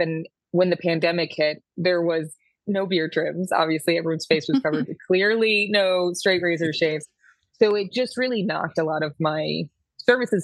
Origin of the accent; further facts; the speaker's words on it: Syracuse, New York, United States; moved away as an adult; now in New York City, United States; I'm originally from Syracuse